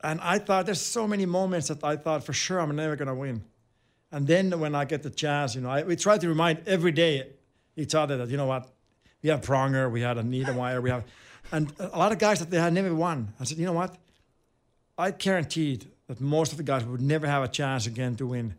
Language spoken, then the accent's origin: English; Finland; English is a second language; moved away as an adult; also born or lived in Winnipeg, Canada / Anaheim, United States; growing up in Finland and playing for your club team in Finland